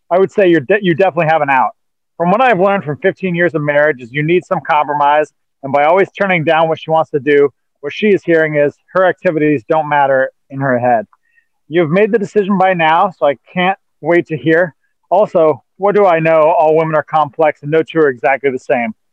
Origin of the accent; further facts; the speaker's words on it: Anaheim, California, United States; I grew up in Anaheim, and people always wanted to put an accent on it uh, so it rhymed with Jose.